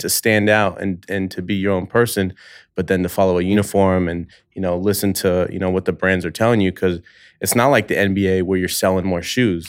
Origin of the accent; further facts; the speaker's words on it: Bay Area, California, United States; moved away as an adult; now in Los Angeles, United States; I've only been in L A five years now. I'm from the Bay Area.